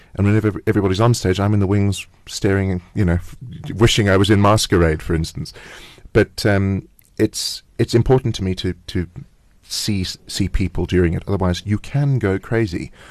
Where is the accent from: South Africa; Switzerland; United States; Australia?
South Africa; we're South African